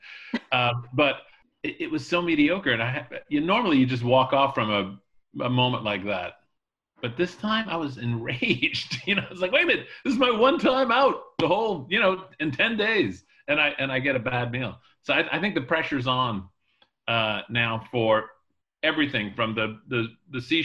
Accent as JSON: {"language": "English", "town": "Charleston", "region": "South Carolina", "country": "United States", "tie": "born or raised there", "moved": "yes", "lives_now": "New Haven, United States", "said": "I grew up in Charleston, South Carolina"}